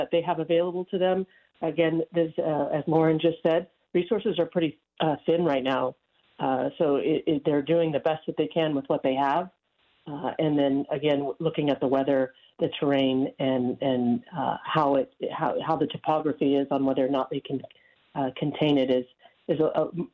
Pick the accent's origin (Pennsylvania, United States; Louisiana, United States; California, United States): California, United States; Nevada County; this is my hometown. I don't have really any other context outside of Nevada County